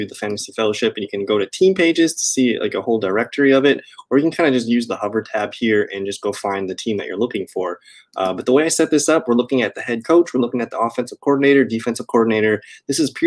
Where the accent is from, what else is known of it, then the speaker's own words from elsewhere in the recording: Wisconsin, United States; He's also from Wisconsin Whiterider, which is my home state.